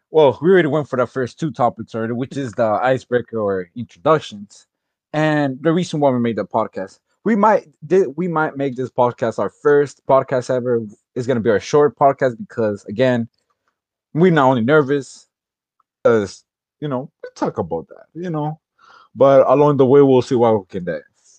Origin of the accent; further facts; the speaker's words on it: Florida, United States; also born or lived in Honduras; I'm 18 years old. I was born in Florida, 2002, and I moved to Honduras to learn Spanish.